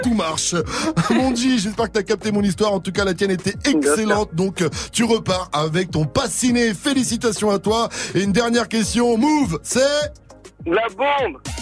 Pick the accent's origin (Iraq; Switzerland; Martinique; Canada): Martinique; j'ai dit que je venais des West Indies